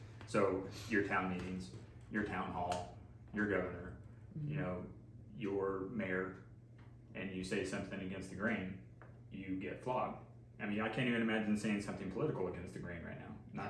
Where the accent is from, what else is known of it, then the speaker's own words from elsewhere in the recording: United States; I'm an American